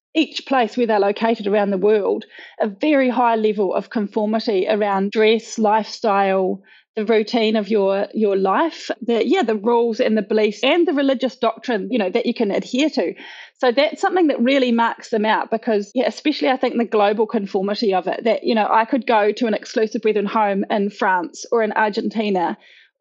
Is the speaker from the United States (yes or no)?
no; Auckland, New Zealand; I was born and raised in them in Auckland, New Zealand.